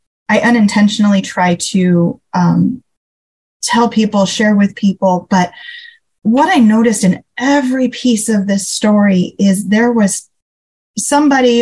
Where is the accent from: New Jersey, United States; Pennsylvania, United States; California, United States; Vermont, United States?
California, United States; now in Phoenix, United States; I'm from California originally